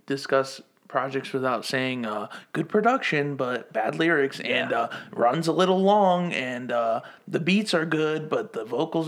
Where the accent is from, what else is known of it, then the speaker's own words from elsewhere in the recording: the South, United States; now in Greenville, United States; I'm an immigrant, born and raised in the South.